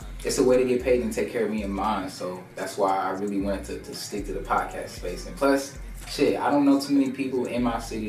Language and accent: English; Indianapolis, Indiana, United States; I'm from Indianapolis, Indiana, man. Small city, full of hate, not too much love in the city, man, where I'm from